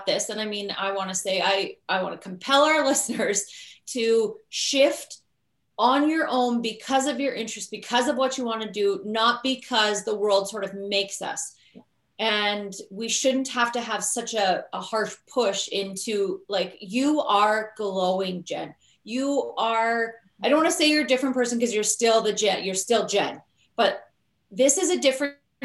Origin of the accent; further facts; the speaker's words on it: Canada; We're Canadian